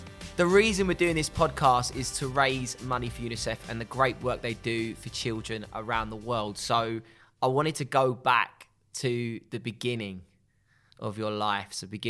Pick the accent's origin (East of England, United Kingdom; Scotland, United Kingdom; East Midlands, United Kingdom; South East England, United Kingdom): East of England, United Kingdom; Essex; I grew up in Essex and I was very fortunate to be safe.